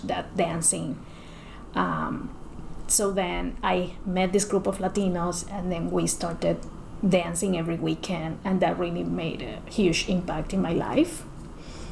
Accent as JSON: {"language": "English", "country": "Cuba", "tie": "born or raised there", "second_language": "English", "moved": "as an adult", "lives_now": "Canada", "said": "when I was growing up in Cuba"}